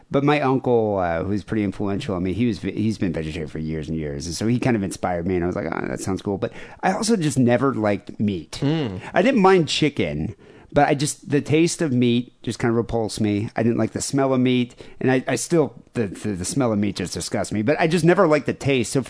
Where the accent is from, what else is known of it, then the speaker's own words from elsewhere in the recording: Florida, United States; I'm from Florida